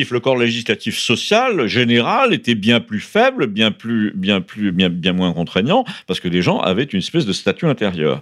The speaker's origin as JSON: {"language": "French", "town": "Paris", "region": "Île-de-France", "country": "France", "tie": "born or raised there", "moved": "as an adult", "said": "j'ai été élevé à Paris"}